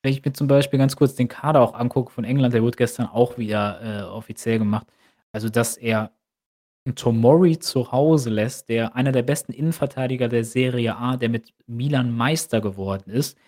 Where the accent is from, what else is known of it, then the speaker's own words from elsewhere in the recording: Germany; als Deutscher